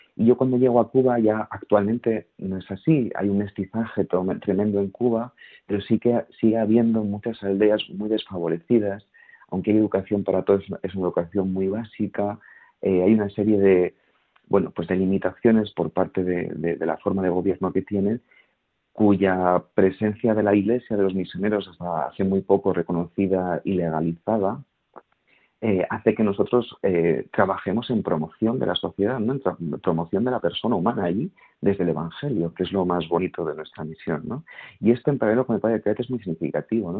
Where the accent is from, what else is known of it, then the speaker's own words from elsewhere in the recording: Segovia, Castile and León, Spain; Yo soy de Segovia, que no lo he dicho, que es una ciudad pequeñita.